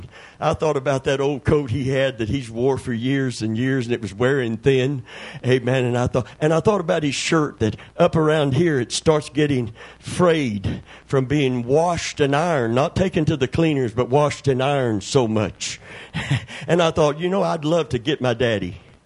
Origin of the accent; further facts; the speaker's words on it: Kentucky, United States; born or raised there